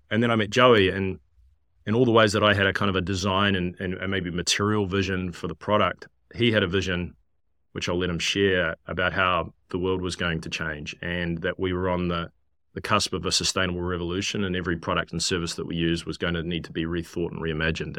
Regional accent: New Zealand; moved away as an adult; also born or lived in London / San Francisco; growing up in New Zealand, land of lots of sheep

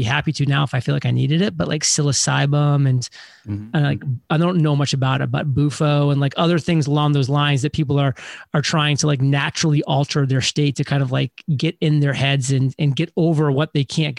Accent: New England, United States; born and raised in New England, went to college in New England

